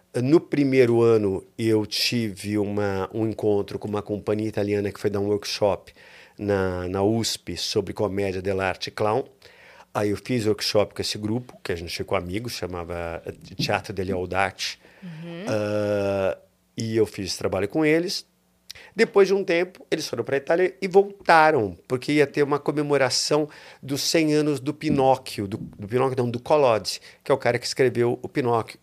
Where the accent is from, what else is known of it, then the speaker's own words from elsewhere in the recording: São Paulo, Brazil; Eu nasci em São Paulo